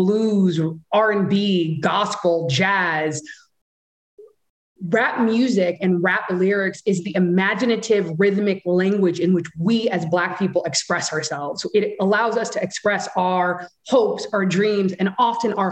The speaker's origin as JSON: {"language": "English", "country": "Jamaica", "said": "I'm Jamaican"}